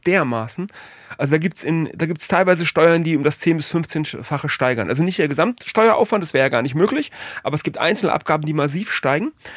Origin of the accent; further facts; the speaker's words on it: Frankfurt, Hesse, Germany; Ich bin, ich bin Frankfurter